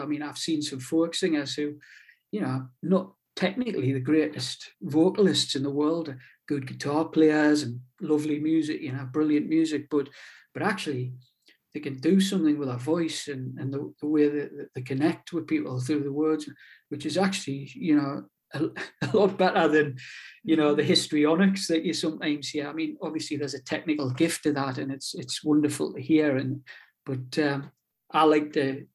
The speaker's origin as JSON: {"language": "English", "town": "Newbiggin-by-the-Sea", "region": "North East England", "country": "United Kingdom", "tie": "born or raised there", "accent": "pitmatic", "moved": "as an adult", "lives_now": "Whitley Bay, United Kingdom", "said": "I'm originally from Newbiggin by the sea, up on the coast in in Northumberland"}